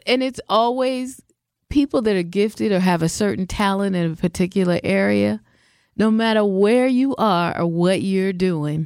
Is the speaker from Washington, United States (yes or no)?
yes; Seattle, Washington, United States; moved away; I'm from the West Coast. I'm from Seattle, mm-hmm. Seattle, Washington